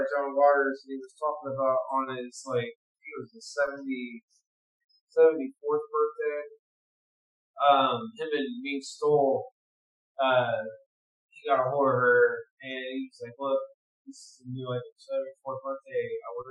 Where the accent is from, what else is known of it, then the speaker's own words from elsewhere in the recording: Chicago, Illinois, United States; dude, I'm from Chicago. Caprini Green was my shit. I fucking rolled those fucking streets.